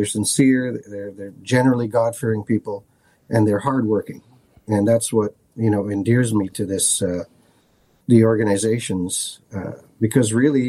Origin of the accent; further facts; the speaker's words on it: Lisbon, Portugal; as being firstborn son in, you know, I was born in Lisbon, Portugal.